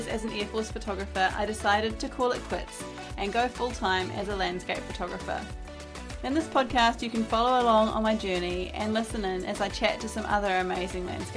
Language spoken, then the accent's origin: English; Auckland, New Zealand; I was born in Auckland in New Zealand and have lived there most of my life.